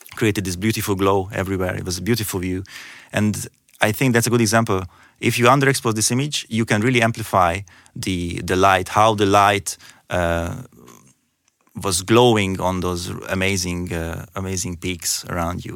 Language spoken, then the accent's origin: English; Hungary; moved away as an adult; also born or lived in Ireland / Austria; now in Germany; I'm originally from Hungary